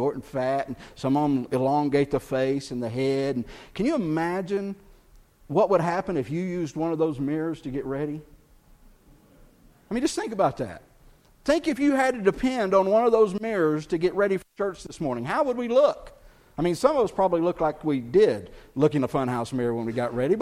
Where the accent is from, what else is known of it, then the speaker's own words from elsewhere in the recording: Texas, United States; I'm from Texas